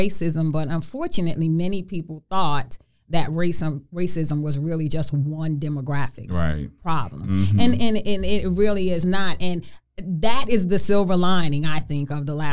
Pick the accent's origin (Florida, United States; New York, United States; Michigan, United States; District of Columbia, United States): New York, United States; New York City; growing up in Brooklyn in the projects and the struggles